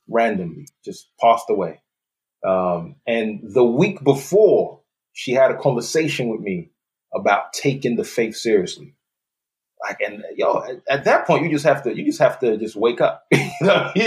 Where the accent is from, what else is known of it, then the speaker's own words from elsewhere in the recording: London, United Kingdom; moved away as an adult; also born or lived in Nigeria; now in Texas, United States; I was born in Nigeria. I lived there till I was nine years old. So I'm soaking that up. Then I moved to, to London, England when I was nine. Uh, lived there for the majority of my childhood and, and adult life.